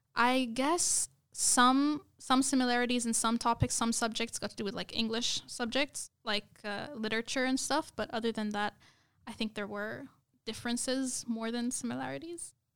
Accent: United Arab Emirates; moved away as an adult; also born or lived in Lebanon; now in Australia; i basically lived in united arab emirates all my life which is very very different from australia and I was actually born there.

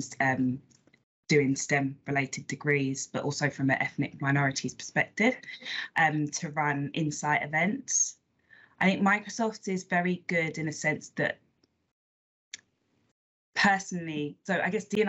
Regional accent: London, United Kingdom; I live in East London now, but I'm actually originally, so I'm from North London, Islington, not the nice bit

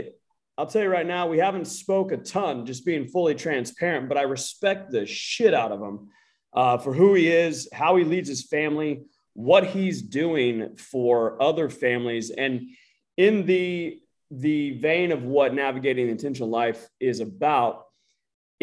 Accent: United States; I'm American

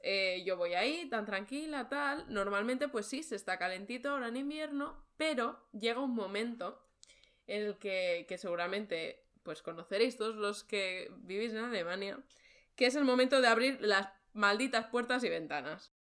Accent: Barcelona, Catalonia, Spain; moved away as an adult; now in Germany; he estudiado Historia del Arte, vengo de Barcelona.

